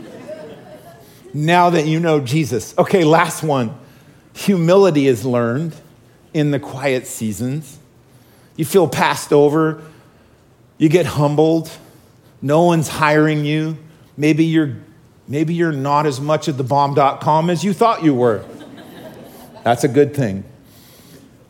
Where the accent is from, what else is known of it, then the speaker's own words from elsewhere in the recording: Oregon, United States; I grew up in Oregon